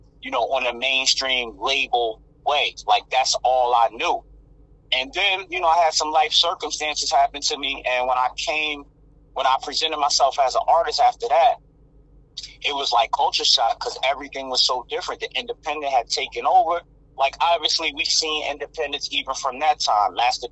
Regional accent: Red Bank, New Jersey, United States; I'm from Red Bank, New Jersey, small town in Monmouth County.

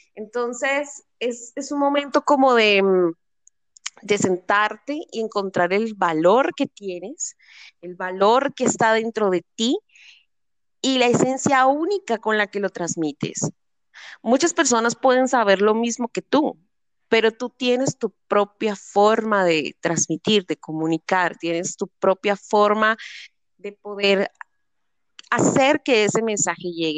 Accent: Cali, Valle del Cauca, Colombia; mi ciudad es la tercera ciudad más importante de Colombia

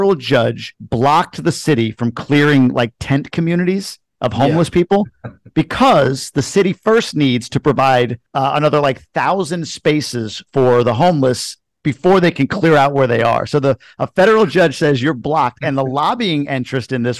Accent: Long Island, New York, United States; When I grew up on Long Island

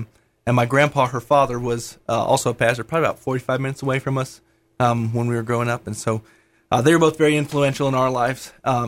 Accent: Rockford, Illinois, United States; also born or lived in Kansas City, Missouri / Nebraska / St. Louis; Well, I was born in Kansas City, Missouri. Grew up in Rockford, Illinois, kind of greater Chicagoland area.

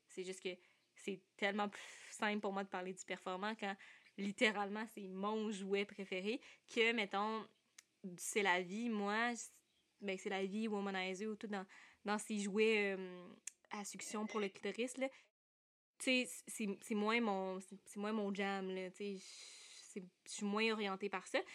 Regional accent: Sherbrooke, Quebec, Canada; je viens de Sherbrooke, je suis encore aux études.

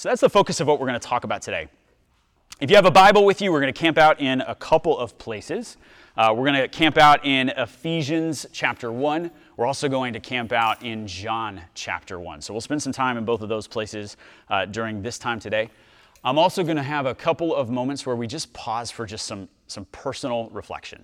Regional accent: Dallas, Texas, United States; I'm from Dallas.

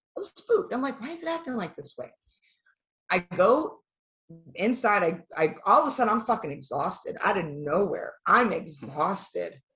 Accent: Iowa, United States; also born or lived in Pennsylvania; I actually wasn't born in Iowa. I was born in Pennsylvania

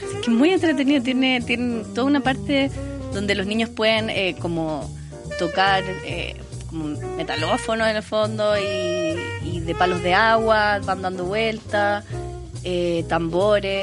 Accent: Santiago, Santiago Metropolitan Region, Chile; yo soy una santiaguina amante de Santiago

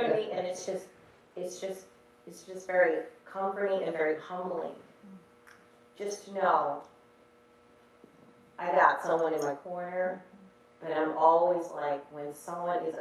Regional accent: New York City, New York, United States; we're from, you know, New York City, New York City, but our family is from Lake Charles

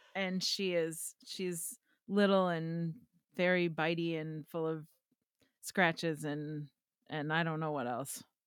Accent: Wisconsin, United States; accent: Wisconsin; my Wisconsin accent

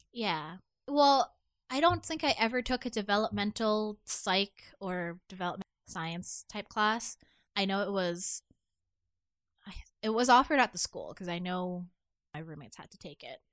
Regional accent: Toronto, Ontario, Canada; I grew up in Chin and Finch

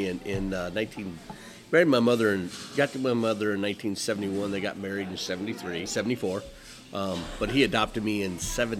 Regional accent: Fort Wayne, Indiana, United States; born or raised there

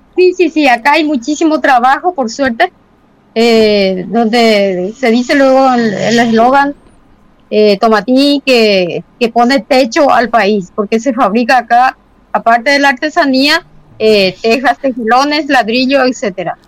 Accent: Paraguay; also born or lived in Tobatí

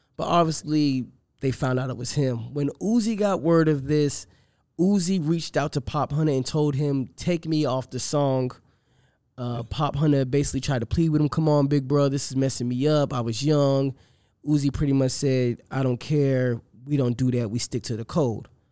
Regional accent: Boston, Massachusetts, United States; I grew up in Boston.

